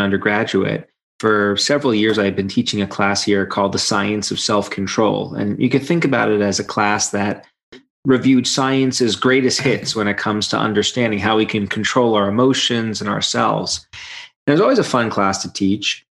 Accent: New York City, New York, United States; moved away as an adult; now in Michigan, United States; I grew up in Brooklyn and spent all my life on the East Coast and then moved to Michigan about 15 years ago and have been here ever since

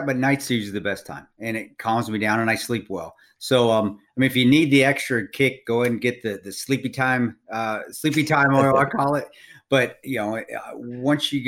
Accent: Paonia, Colorado, United States; moved away; living and growing up around Paonia, I know that they're just salt of the earth people, and it's a salt of the earth farm with my family still living in the Western Slope there

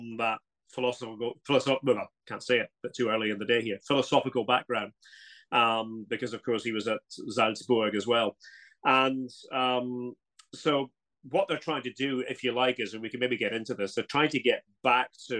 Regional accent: Scotland, United Kingdom; moved away as an adult; now in Germany; being a Scot

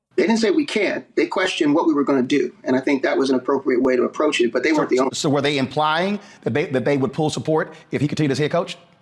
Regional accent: East Coast, United States; moved away; I'm from the East Coast

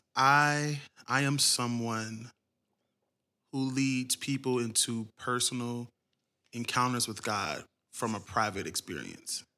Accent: Cincinnati, Ohio, United States; moved away; I'm originally from Ohio, Cincinnati, to be exact.

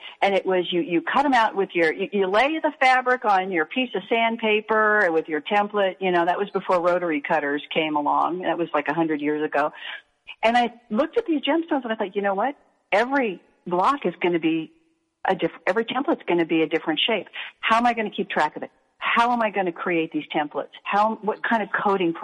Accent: Hastings, Nebraska, United States; I had learned how to quilt in 4-H when I was a kid growing up in Hastings, Nebraska.

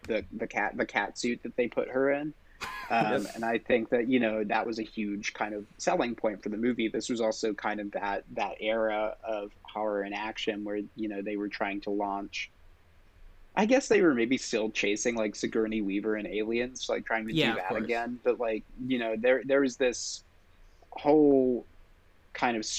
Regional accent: England, United Kingdom; I grew up in England

